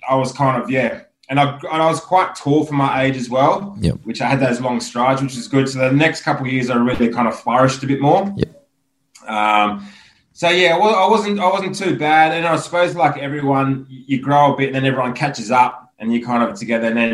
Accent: Penrith, New South Wales, Australia; moved away as an adult; also born or lived in Springwood / France; I was born in Nepean Hospital. Yeah, nice. So full Penrith boy.

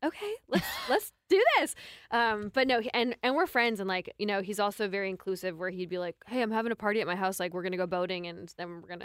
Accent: Medicine Hat, Alberta, Canada; also born or lived in Vancouver, British Columbia; now in Nashville, United States; I'm from Medicine Hat

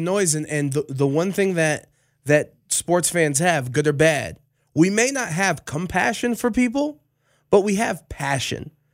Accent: Cleveland, Ohio, United States; I'm from Cleveland

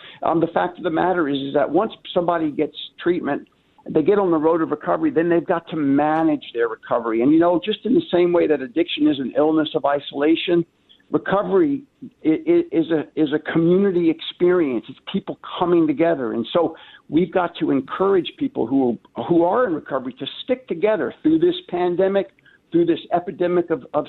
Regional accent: New York, United States; now in Minnesota, United States; I came from from New York out to Minnesota in 1989 to begin my recovery process through treatment at Hazel.

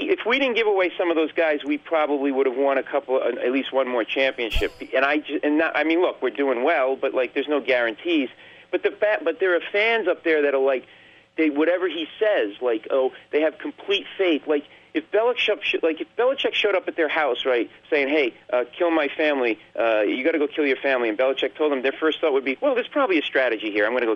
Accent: New England, United States; I grew up in New England

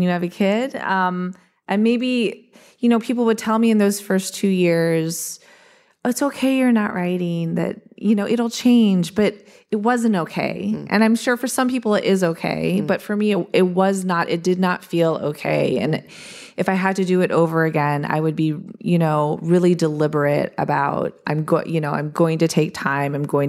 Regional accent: Eastern Ohio, United States; I grew up in the Appalachian foothills of Eastern Ohio, where I lived in the woods.

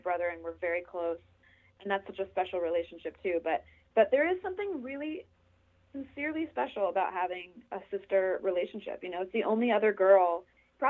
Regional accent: New Jersey, United States; moved away; also born or lived in Los Angeles / New York; I grew up in New Jersey

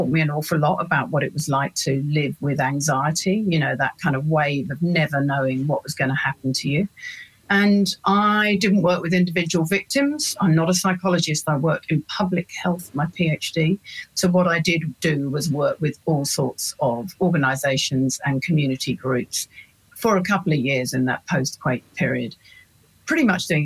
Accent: London, United Kingdom; moved away as an adult; now in New Zealand; I'm a Londoner born and bred

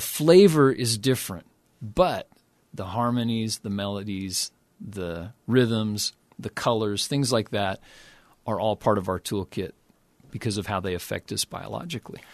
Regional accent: Oklahoma City, Oklahoma, United States; I grew up in Oklahoma City

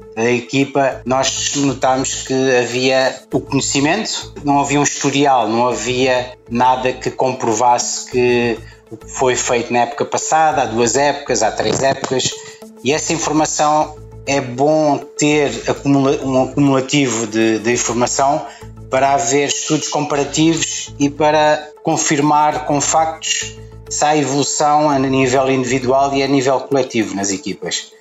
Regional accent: Portugal; moved away as an adult; now in Doha, Qatar; como português

